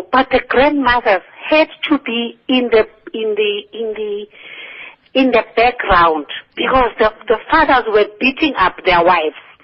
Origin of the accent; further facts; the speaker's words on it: Johannesburg, Gauteng, South Africa; I grew up in Orlando West